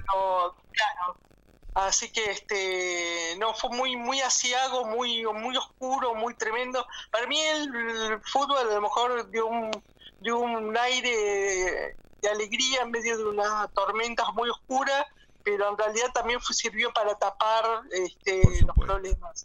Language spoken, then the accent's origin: Spanish; Argentina; la estamos pagando todo como argentinos